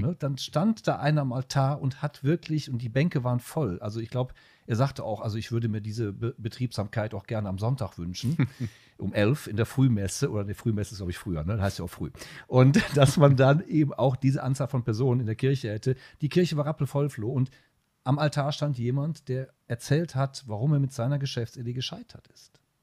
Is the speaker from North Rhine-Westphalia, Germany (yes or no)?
yes; Düsseldorf, North Rhine-Westphalia, Germany; ich doziere in Köln als Düsseldorfer